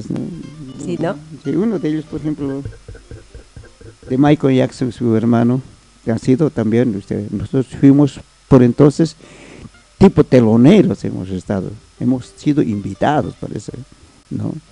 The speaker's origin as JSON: {"language": "Spanish", "region": "Tacna", "country": "Peru", "tie": "born or raised there", "said": "Esa es mi segunda patria y también mi ciudad natal es la ciudad de Tacna."}